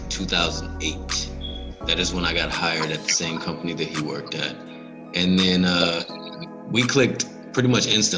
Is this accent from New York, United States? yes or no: no; Detroit, Michigan, United States; also born or lived in Houston; now in Tampa, United States; I'm from Detroit